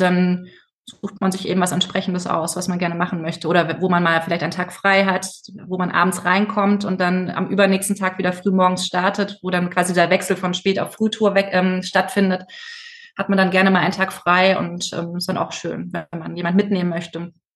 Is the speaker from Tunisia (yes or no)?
no; Stuttgart area, Baden-Württemberg, Germany; ich bin in der Stuttgarter Ecke aufgewachsen